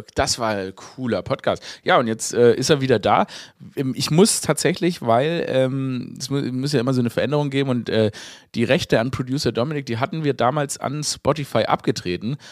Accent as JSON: {"language": "German", "town": "Stuttgart", "region": "Baden-Württemberg", "country": "Germany", "tie": "born or raised there", "moved": "yes", "said": "ich bin ja in Stuttgart geboren. Das ist ja meine Heimatstadt."}